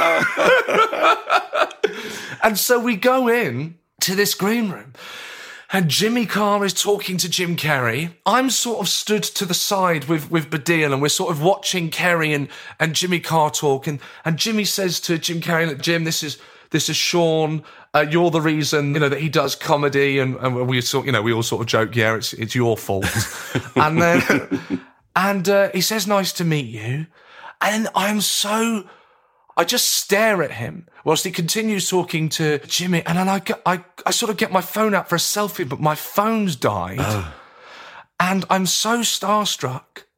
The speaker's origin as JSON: {"language": "English", "town": "Brighton", "region": "South East England", "country": "United Kingdom", "tie": "born or raised there", "also_born_or_lived": "Lewisham, London", "said": "I lived in Lewisham for a spell before my parents then took us, myself and my brother, to Brighton. Mm. And really, I think of myself as a Brighton boy from the sort of age of 11."}